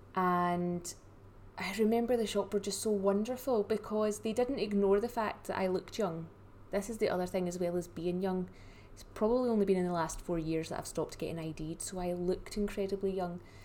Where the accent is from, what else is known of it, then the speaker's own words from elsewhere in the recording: Scotland, United Kingdom; I am the Scottish stylist